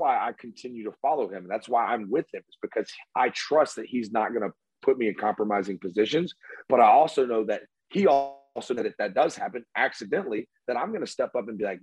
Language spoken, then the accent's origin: English; Homewood, Alabama, United States; I grew up in Homewood, Alabama